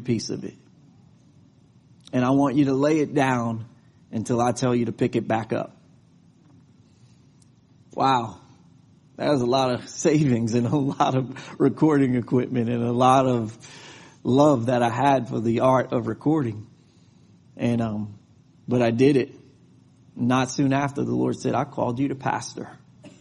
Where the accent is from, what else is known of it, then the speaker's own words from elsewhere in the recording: New York, United States; now in Texas, United States; I'm from New York and I live in Texas